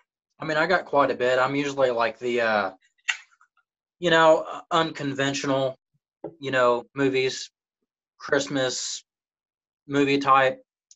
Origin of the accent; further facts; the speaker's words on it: Chattanooga, Tennessee, United States; born there; also born or lived in Missouri / Florida; Well, hey, Chattanooga. I was born in Chattanooga. But right. I've lived all over. I've lived in Missouri, Florida.